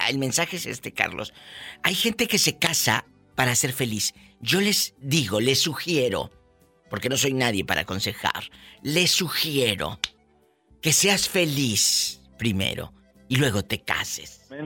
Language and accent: Spanish; Honduras; Yo soy de Honduras.